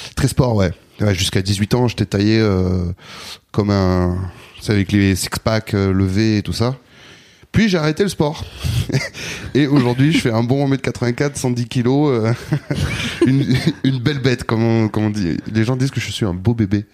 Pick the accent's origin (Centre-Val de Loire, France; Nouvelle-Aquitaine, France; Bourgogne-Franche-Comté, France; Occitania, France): Nouvelle-Aquitaine, France; Bordeaux; moved away as an adult; also born or lived in Basque Country / Anglet; now in Paris, France; je suis né à Bordeaux, j'ai grandi à Bordeaux, puis très jeune, à l'adolescence, je suis parti au Pays Basque